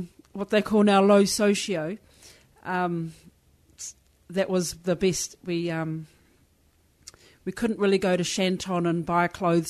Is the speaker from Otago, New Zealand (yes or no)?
no; Taupō, Waikato, New Zealand; now in Waiheke Island, New Zealand; I reside in Waiheke Island, and I grew up in Taupō, and we're from Hauraki, Pairo, which includes Waiheke Island, so I'm thankful to be able to live in my tribal area.